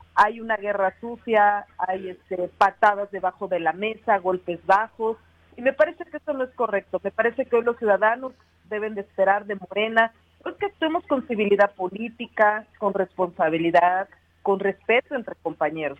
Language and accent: Spanish; Cuautla, Morelos, Mexico; aquí en Cuautla, en mi tierra, en la región oriente